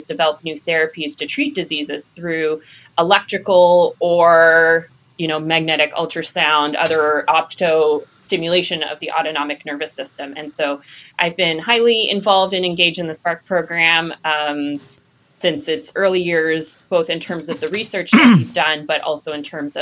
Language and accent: English; Nova Scotia, Canada; moved away as an adult; now in Durham, United States; I'm actually from Nova Scotia. Haven't been there in a little while now, but still home